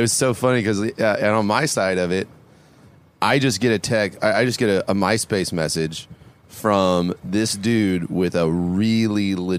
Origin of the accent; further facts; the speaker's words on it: Fort Worth, Texas, United States; And so I was from Fort Worth